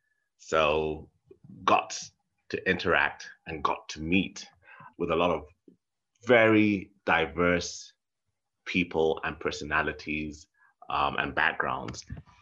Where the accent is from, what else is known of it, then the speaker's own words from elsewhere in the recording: Nairobi, Kenya; I grew up in Nairobi, which is, you know, which is a city.